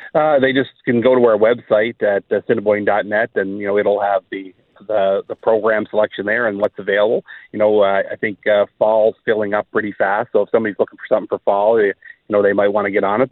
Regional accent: East Coast, Canada; moved away as an adult; also born or lived in Saskatchewan; now in Brandon, Canada; we're originally from the East Coast

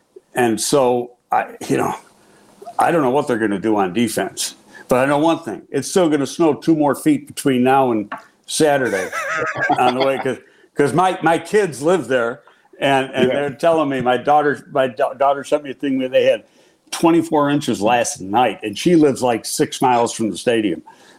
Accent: Buffalo, New York, United States; moved away; my hometown Bills

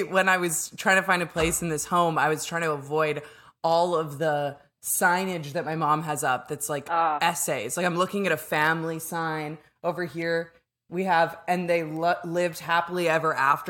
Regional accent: Canada; My pronouns are she, her, and I'm a lesbian from Canada.

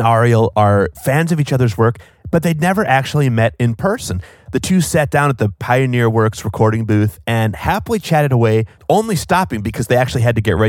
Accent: Wales, United Kingdom; born there; As our regular listeners know, although you cannot hear it in my accent, I'm Welsh. I was born in Wales and partially raised there.

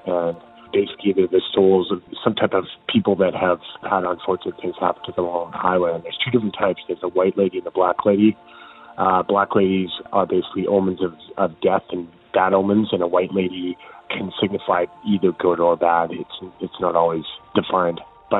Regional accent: Saskatoon, Saskatchewan, Canada; I'm from Saskatoon, Saskatchewan

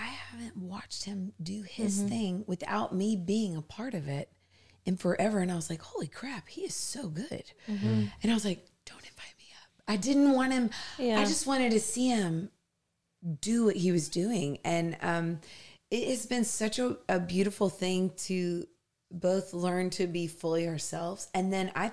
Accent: the South, United States; I grew up in the South, grew up in the church in the South

